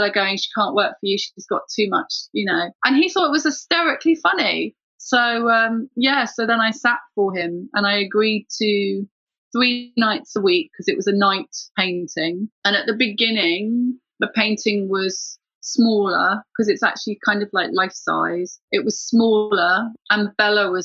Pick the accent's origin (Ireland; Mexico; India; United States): Ireland; now in London, United Kingdom; I'm just Irish woman